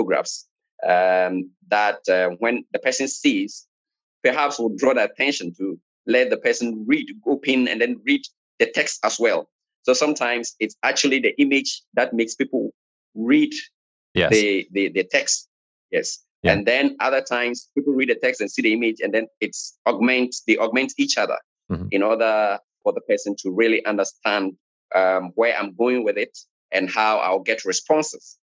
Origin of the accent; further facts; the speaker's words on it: Ghana; Yes, my hometown is called Abra Kodwija. Abra Kodwija is a small town with not more than 2,000 people. And that's where I was born.